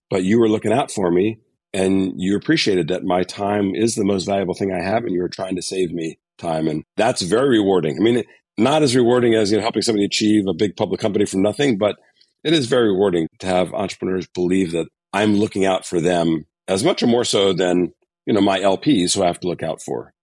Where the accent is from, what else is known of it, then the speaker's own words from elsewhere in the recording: Connecticut, United States; moved away as an adult; I grew up in the East Coast, so I was in New England, grew up in Connecticut, a small suburb of New York City